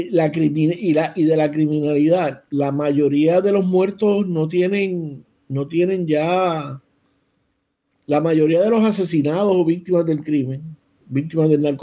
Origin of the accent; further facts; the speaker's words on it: Ponce, Puerto Rico; Nosotros somos ponceños, nosotros somos ponceños que, que, es el centro del universo.